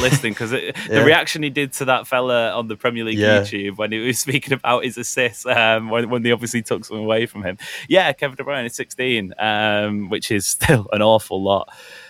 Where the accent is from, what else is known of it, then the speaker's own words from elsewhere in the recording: England, United Kingdom; as an Englishman